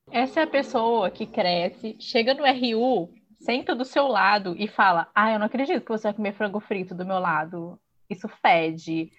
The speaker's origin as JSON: {"language": "Portuguese", "region": "Espírito Santo", "country": "Brazil", "accent": "mineirês", "said": "sou capixaba, então se alguém estranhar que de vez em quando sai um mineirês de leve aqui, é porque tá tudo do lado"}